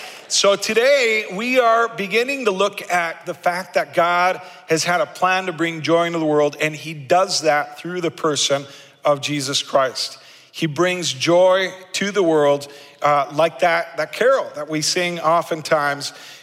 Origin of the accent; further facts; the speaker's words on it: Argentina; If you know anything about me, you know that I grew up in South America as a missionary kid in Argentina.